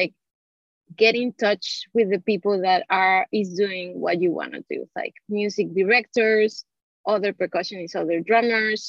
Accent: Mexico City, Mexico; moved away as an adult; now in New York City, United States; I'm from Mexico City.

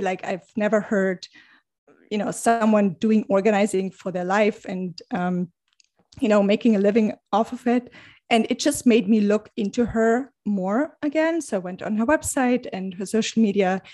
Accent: Germany; moved away as an adult; now in New York City, United States; I am originally from Germany. I've been living in New York City, uh, for the past, I think, nine years.

